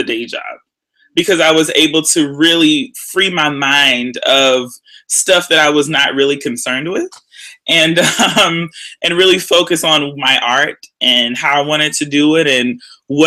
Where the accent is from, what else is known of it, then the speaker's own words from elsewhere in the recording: Houston, Texas, United States; moved away as an adult; also born or lived in Austin, Texas / Baltimore, Maryland; I'm originally from Houston, Texas